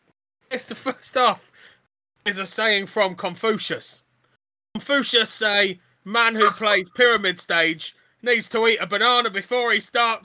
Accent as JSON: {"language": "English", "country": "Australia", "said": "Look at this lovely face, Simon. I'm Australian."}